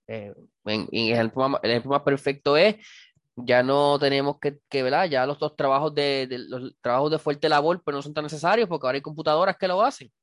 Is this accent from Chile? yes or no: no; Cidra, Puerto Rico; como decimos en, Sidra, en mi pueblo